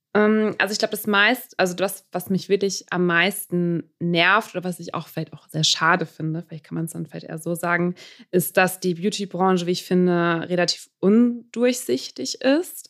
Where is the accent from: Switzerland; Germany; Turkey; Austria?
Germany; Münster, North Rhine-Westphalia; now in Düsseldorf, Germany; Also ich bin in Münster aufgewachsen.